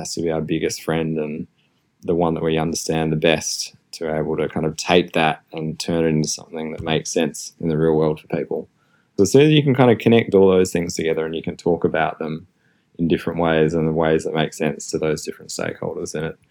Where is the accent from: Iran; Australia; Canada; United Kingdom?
Australia; moved away; also born or lived in Melbourne, Australia; I'm Australian, you can probably hear my accent